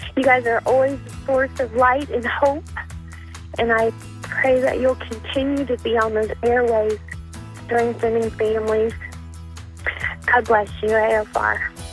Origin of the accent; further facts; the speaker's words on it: Mississippi, United States; moved away; also born or lived in South Carolina / Virginia; I'm from Mississippi